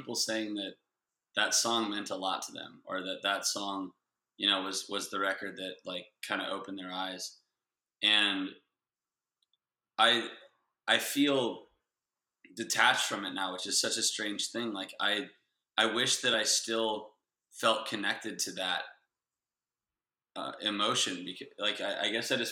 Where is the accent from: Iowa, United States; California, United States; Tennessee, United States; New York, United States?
California, United States; Santa Barbara; now in Los Angeles, United States; I'm from Santa Barbara